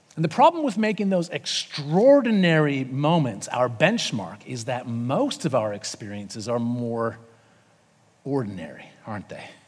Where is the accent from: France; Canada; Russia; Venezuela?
Canada; moved away as an adult; now in Sydney, Australia; I'm from Canada, not America